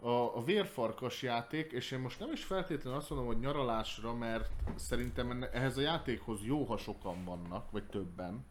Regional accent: Hungary; magyarok vagyunk

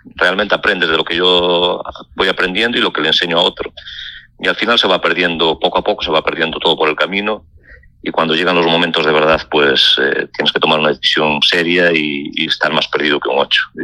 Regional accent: Lalín, Galicia, Spain; que soy de Lalín

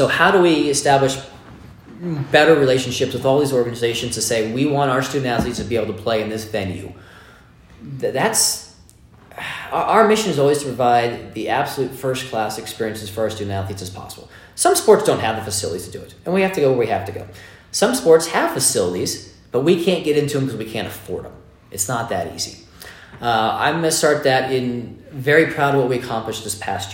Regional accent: East Bay, California, United States; now in Las Vegas, United States; I'm a Bay Area kid, okay? So I grew up in the East Bay of California

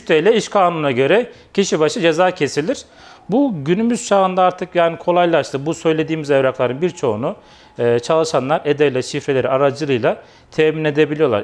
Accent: Kayseri Province, Turkey; 1982 Kayseri doğumluyum.

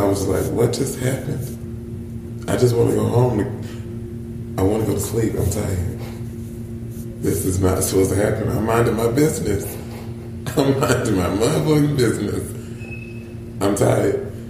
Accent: the South, United States; hey, I'm from the South.

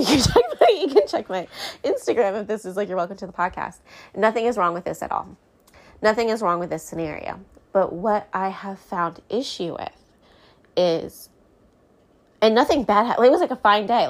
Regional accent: United States; I'm American.

